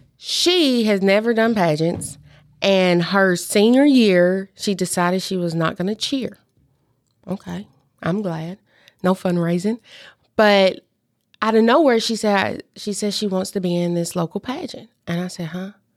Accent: Union City, Tennessee, United States; also born or lived in Clarksville, Tennessee; Obion County, I am from Union City.

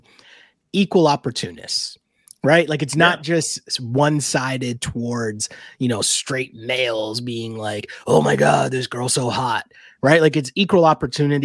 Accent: Toronto, Ontario, Canada; we're from Toronto.

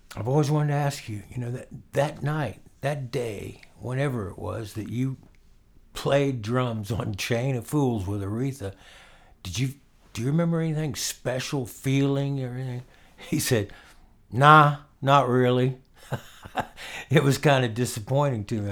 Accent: Orlando, Florida, United States; also born or lived in Winter Park, Florida; I lived in Winter Park, but I was born in Orlando

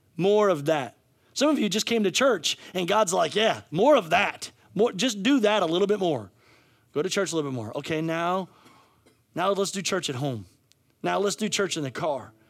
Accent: United States; we as American

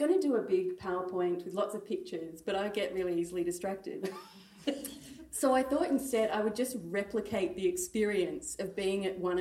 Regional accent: Australia; also born or lived in Sydney; as an Australian

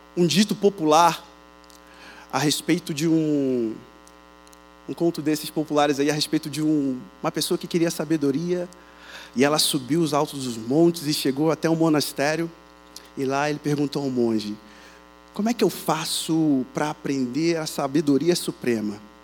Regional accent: Rio de Janeiro, Brazil; accent: carioca chiado; moved away; Como vocês percebem pelo sotaque, pelo chiado, Sou do Rio de Janeiro

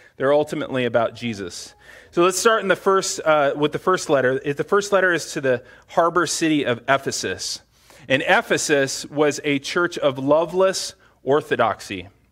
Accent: United States; as American Christians

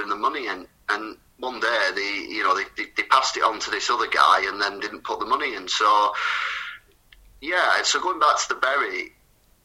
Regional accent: Wigan, North West England, United Kingdom; also born or lived in Bolton; I was still from Wigan.

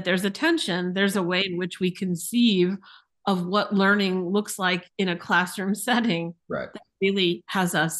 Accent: East Coast / Midwest, United States; also born or lived in St. Louis; now in Chicago, United States; I grew up on the East Coast. I spent my formative years, I'll say, here in the Midwest

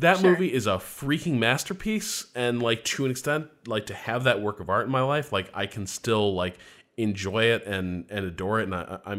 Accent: Indiana, United States; they're both from Indiana. And I'm from Indiana.

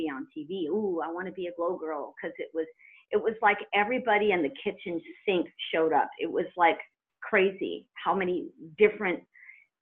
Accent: Redondo Beach, California, United States; also born or lived in Lawndale, California; I grew up in Redondo Beach

